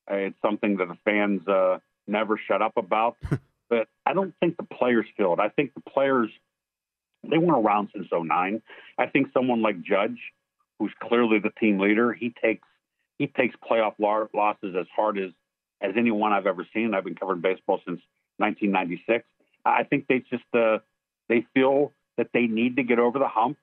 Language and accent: English; Pittsburgh, Pennsylvania, United States; I grew up in Pittsburgh